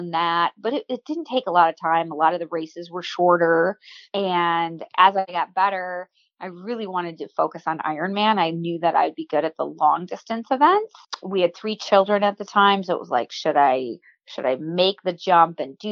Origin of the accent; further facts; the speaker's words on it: Waukesha, Wisconsin, United States; grew up in Waukesha, Wisconsin, and I was a hyper kid